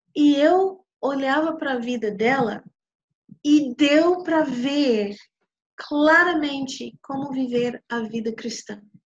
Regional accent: New York, United States; eu nasci em Nova York de, de pais que realmente eu acredito que não tinha não tinha nada a ver um com o outro

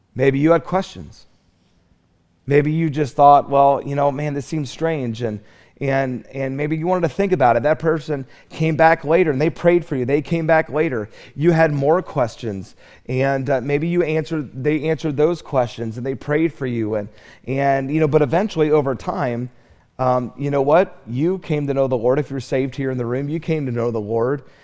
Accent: Charlotte, North Carolina, United States; I'm from Charlotte

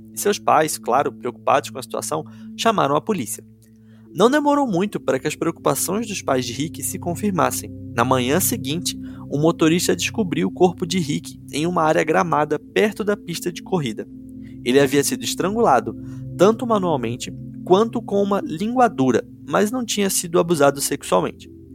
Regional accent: Rio de Janeiro, Brazil; moved away; quando eu era pequeno e morava no Rio, eu nem sabia o que era escoteiro, escotismo, porque lá em Quintino

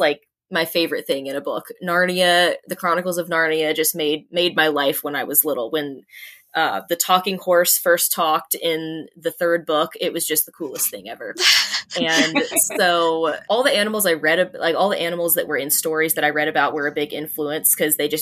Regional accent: Georgia, United States; Mason Mill Road is the road I grew up on in Georgia

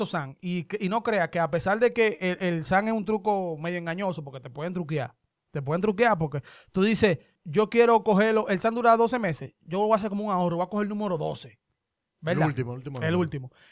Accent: Dominican Republic; born or raised there

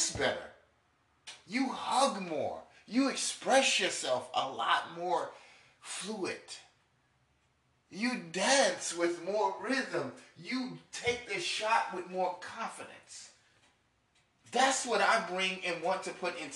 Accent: New York, United States; I'm from New York

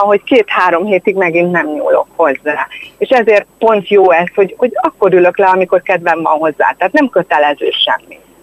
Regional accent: Érd, Pest, Hungary; én ugye érdi vagyok

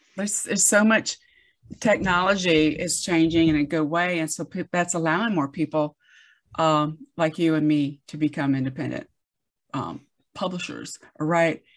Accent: the South, United States; I grew up in the South

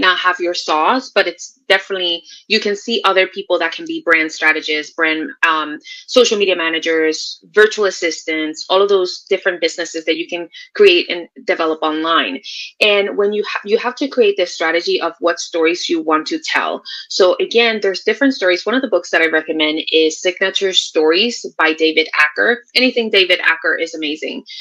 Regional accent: Puerto Rico; now in Texas, United States; I am originally from Puerto Rico. I am living in Texas right now

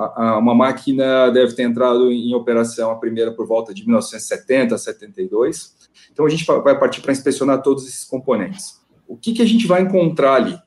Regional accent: Ilha Solteira, São Paulo, Brazil; não sou nascido em Ilha Solteira, mas eu vivi 26 anos da minha vida por lá

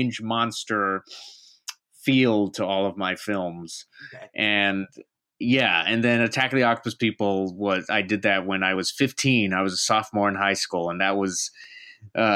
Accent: deep south Texas, United States; also born or lived in New York; I'm originally from deep south Texas. Basically, I'm 15 minutes from Mexico.

